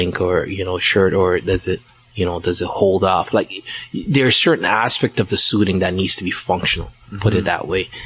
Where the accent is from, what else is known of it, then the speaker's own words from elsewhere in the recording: Liberia; moved away; also born or lived in Ghana; I was born in Ghana, but I was raised in Liberia